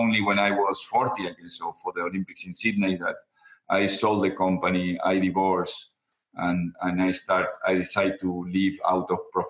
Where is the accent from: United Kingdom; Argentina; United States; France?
Argentina; when I was young coming from Argentina